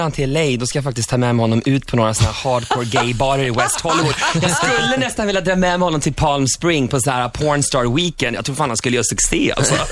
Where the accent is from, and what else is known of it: Sweden